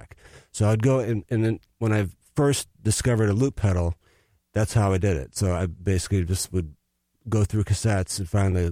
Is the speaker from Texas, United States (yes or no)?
no; Minneapolis, Minnesota, United States; also born or lived in Los Angeles; I moved to Minneapolis when I was two, so I grew up here.